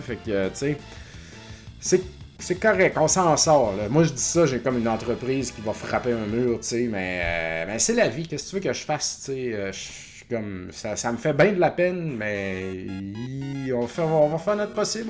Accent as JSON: {"language": "French", "area": "Beauce", "region": "Quebec", "country": "Canada", "moved": "yes", "lives_now": "Montreal, Canada", "said": "je suis beauceron d'origine et je suis pas très fier de ma patrie"}